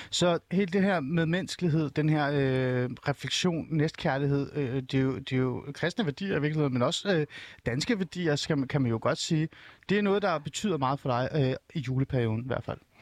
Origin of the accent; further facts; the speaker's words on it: Iran; now in Denmark; Men jeg kommer jo oprindeligt fra Iran